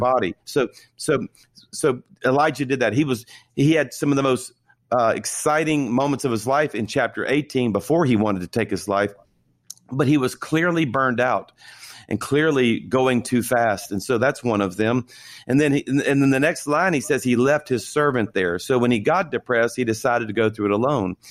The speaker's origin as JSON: {"language": "English", "region": "South Louisiana", "country": "United States", "tie": "born or raised there", "said": "I was born and raised in South Louisiana"}